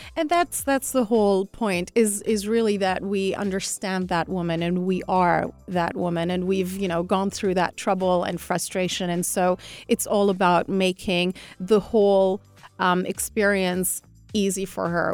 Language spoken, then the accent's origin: English; Algiers, Algiers Province, Algeria; I'm Algerian. I was born and brought up in Algiers